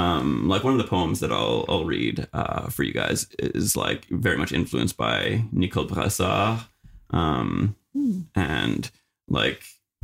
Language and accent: English; Manitoba, Canada; moved away as an adult; also born or lived in Winnipeg, Canada; now in Fredericton, Canada; I come from Manitoba, most recently having lived in Winnipeg.